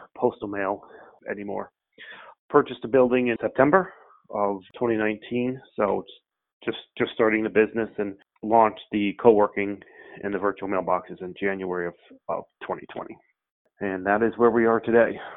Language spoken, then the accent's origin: English; Albany, New York, United States; moved away as an adult; also born or lived in Cape Cod, Massachusetts; now in Falmouth, United States; We're from the Albany, New York area